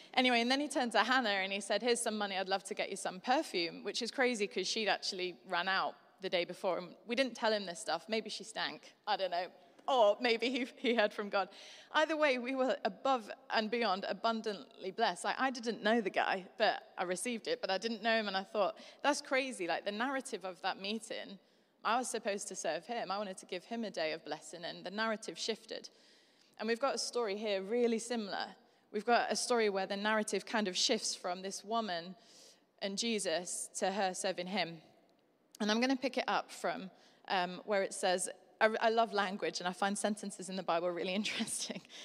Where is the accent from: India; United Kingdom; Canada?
United Kingdom; Yorkshire and the Humber; I'm from Yorkshire.